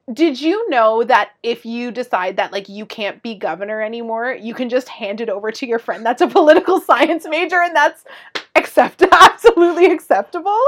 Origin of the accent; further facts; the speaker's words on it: Canada; we're Canadian